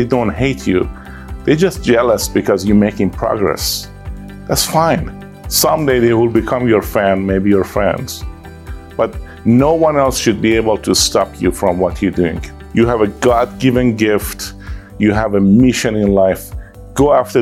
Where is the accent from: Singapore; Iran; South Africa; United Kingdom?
Iran; English is a second language; moved away as an adult; now in United States; I came from Iran. I'm from Iran. I came to US 22 years ago.